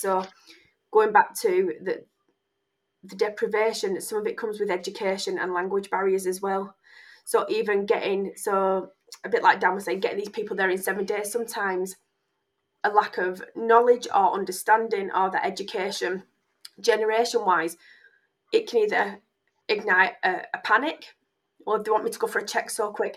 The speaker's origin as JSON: {"language": "English", "town": "Oldham", "region": "North West England", "country": "United Kingdom", "tie": "born or raised there", "also_born_or_lived": "Yorkshire", "said": "being born and bred in Oldham"}